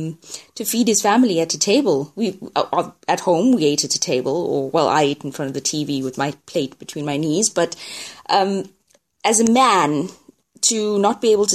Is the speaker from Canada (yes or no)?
no; South Africa; I am South African.